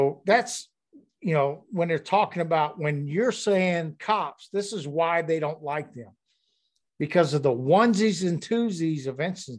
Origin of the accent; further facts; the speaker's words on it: Louisiana, United States; I grew up in Louisiana, and I was, as a young kid